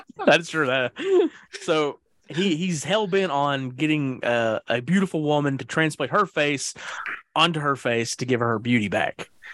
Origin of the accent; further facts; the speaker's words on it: the South, United States; I'm a Southerner